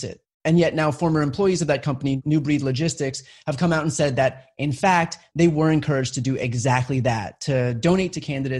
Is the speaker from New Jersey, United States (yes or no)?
yes; New Jersey, United States; I'm from New Jersey. My whole family's from New Jersey